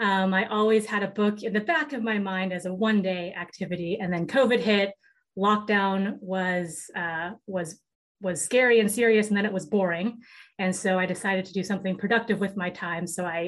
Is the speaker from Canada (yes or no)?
no; Seattle, Washington, United States; I grew up in Seattle, Washington.